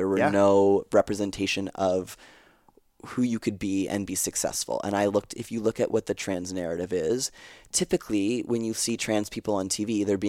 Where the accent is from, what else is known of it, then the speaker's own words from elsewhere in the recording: Canada; We're Canadian, so we speak Francais.